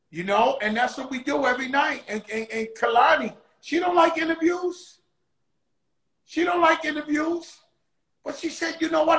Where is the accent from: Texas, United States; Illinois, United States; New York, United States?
New York, United States; New York City; I come from the Bronx, I come from the projects